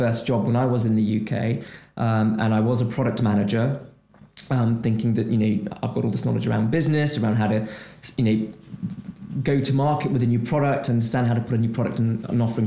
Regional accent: Brazil; moved away as an adult; I'm originally from Brazil. I'm an economic migrant, right? I moved away from Brazil

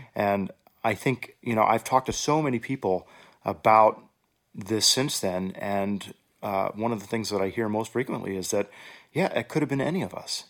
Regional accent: Houston, Texas, United States; now in Oregon, United States; growing up in Houston, I had a tremendous presence of music in my public schools.

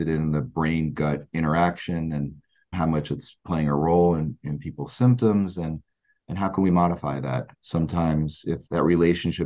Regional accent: New Jersey, United States; also born or lived in New York / Philadelphia; I grew up in South Jersey, where I currently reside, and have been pretty local my whole life.

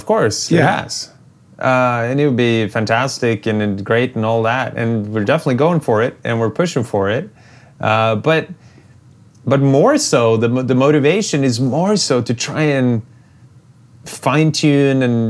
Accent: Norway; I'm still just a small town kid from where I grew up here in Norway.

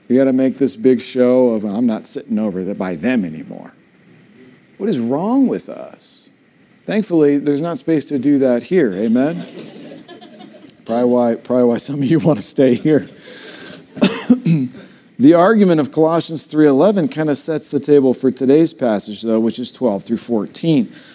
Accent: United States; I'm still proud to be an American

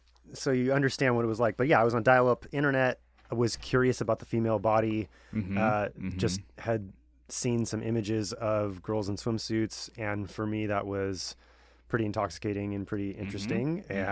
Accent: Long Beach, California, United States; Thanks, Colton, for having me on. My story, I grew up in Southern California and grew up in Long Beach

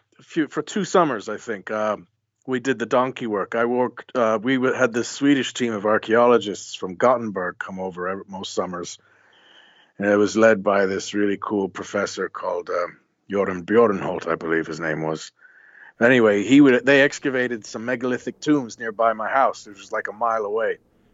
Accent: west coast, Ireland; also born or lived in New Jersey, United States; we decided to go back to my mom's hometown, which is in the west coast of Ireland, a place

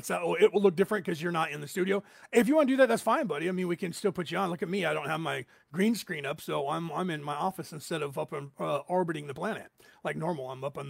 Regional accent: Ireland; I'm Irish, and we like that sort of thing.

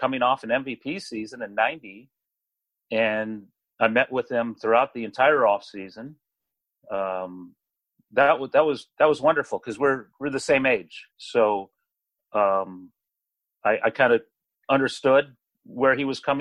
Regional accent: Marin County, California, United States; my hometown in Marin County

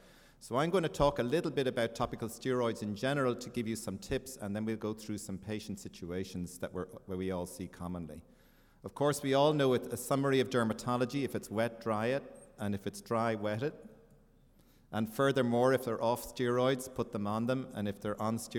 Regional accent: Ireland; moved away; I am from Ireland.

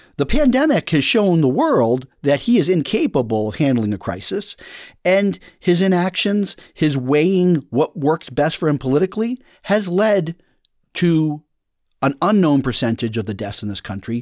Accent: United States; I'm an American

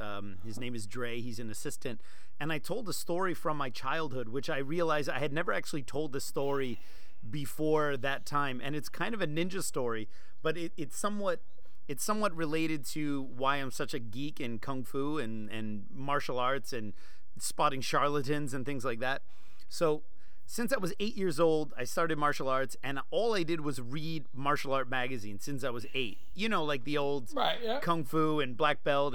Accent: New Jersey, United States; moved away; also born or lived in Seattle, Washington; growing up in Jersey

